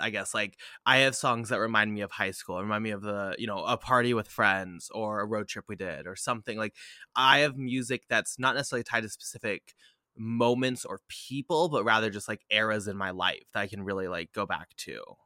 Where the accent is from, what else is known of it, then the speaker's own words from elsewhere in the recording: United States; an identity as an American, as a dirty American